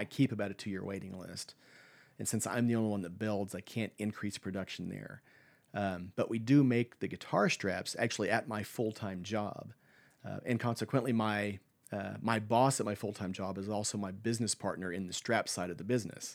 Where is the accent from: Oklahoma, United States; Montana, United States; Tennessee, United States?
Oklahoma, United States; Lawton; moved away as an adult; now in Stillwater, United States; I grew up in Lawton, which is a, I think a population of about eighty-five, ninety thousand